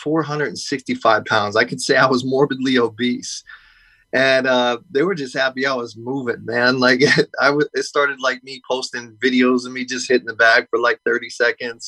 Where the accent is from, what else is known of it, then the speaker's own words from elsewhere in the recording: Wooster, Ohio, United States; moved away; Right now I'm in my hometown, Worcester, Ohio